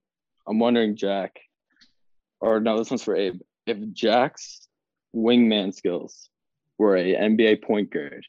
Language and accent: English; New Brunswick, Canada; I am from Canada.